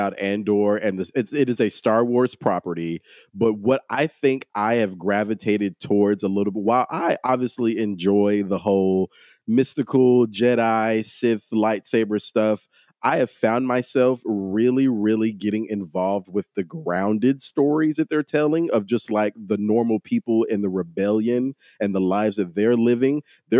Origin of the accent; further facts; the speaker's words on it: Texas, United States; I'm from Texas.